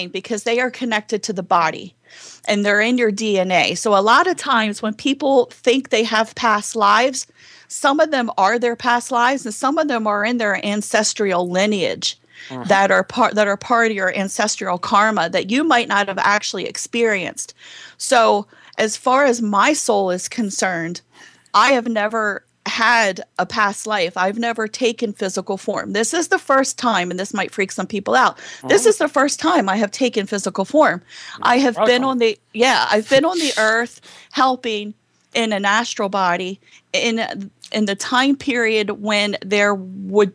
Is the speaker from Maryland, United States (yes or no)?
yes; Baltimore, Maryland, United States; accent: Southern; Baltimore; I grew up in Baltimore, Maryland.